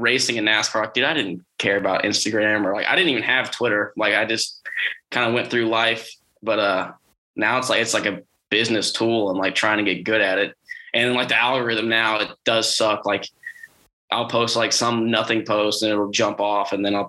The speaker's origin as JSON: {"language": "English", "region": "Texas", "country": "United States", "said": "I'm from Texas"}